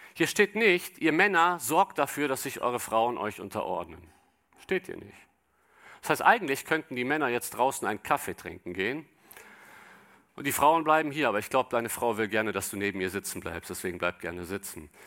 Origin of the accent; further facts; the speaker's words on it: Cologne, North Rhine-Westphalia, Germany; ich komme aus Köln